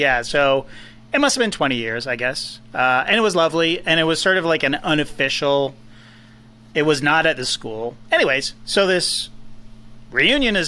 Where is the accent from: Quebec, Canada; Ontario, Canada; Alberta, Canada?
Ontario, Canada; Toronto; also born or lived in Australia; that's exactly where I'm from